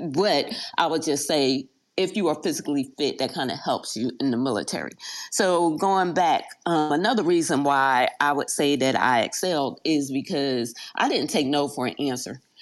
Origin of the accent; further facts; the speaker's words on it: Philadelphia, Pennsylvania, United States; moved away as an adult; I was raised in South Philly, but also moved to Germantown.